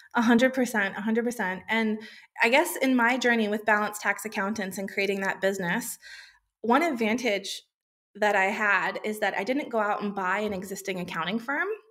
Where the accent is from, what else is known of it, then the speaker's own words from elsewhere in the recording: United States; moved away as an adult; now in Australia; I grew up in the USA, which, if my accent hadn't given it away yet, that is where I was born